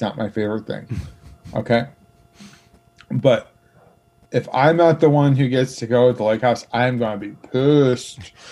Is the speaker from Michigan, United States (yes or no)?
yes; Michigan, United States; moved away; also born or lived in Milwaukee, Wisconsin; I grew up in Michigan